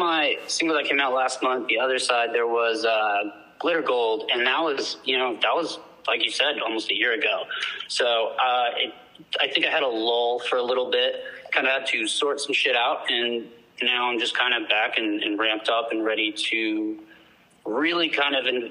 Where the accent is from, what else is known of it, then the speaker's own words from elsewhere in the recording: Austin, Texas, United States; I am from Austin, Texas